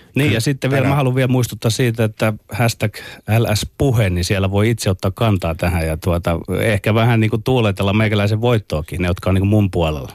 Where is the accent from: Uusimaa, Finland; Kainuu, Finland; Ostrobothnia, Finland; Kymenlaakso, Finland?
Ostrobothnia, Finland; meillä Pohjanmaalla